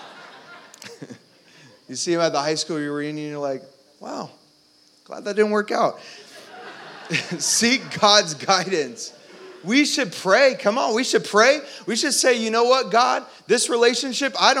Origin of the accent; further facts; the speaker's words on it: Orlando, Florida, United States; I grew up in Orlando